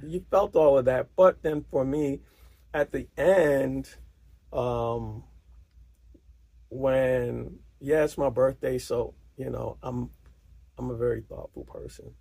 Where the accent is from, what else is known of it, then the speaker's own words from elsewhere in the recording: New York City, New York, United States; as a New Yorker